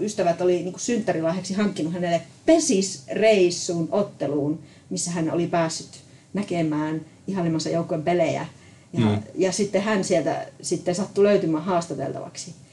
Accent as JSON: {"language": "Finnish", "town": "Sotkamo", "region": "Kainuu", "country": "Finland", "tie": "born or raised there", "said": "Mä olen ihan syntyperäinen kainuulainen, sotkamolainen"}